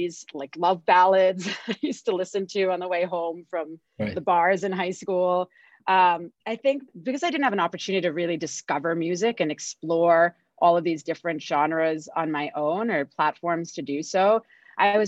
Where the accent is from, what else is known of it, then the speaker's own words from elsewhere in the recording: Singapore; moved away; I grew up in Singapore